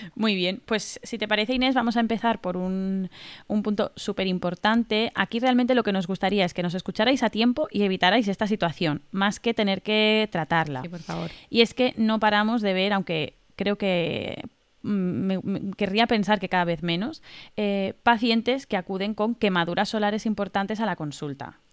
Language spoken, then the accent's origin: Spanish; Mallorca, Balearic Islands, Spain; now in Valencia, Spain; Yo vivo en Valencia, pero soy de Mallorca